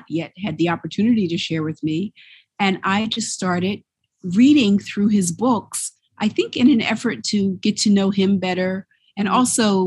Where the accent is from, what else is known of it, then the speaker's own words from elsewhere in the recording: Philadelphia, Pennsylvania, United States; I grew up in Philadelphia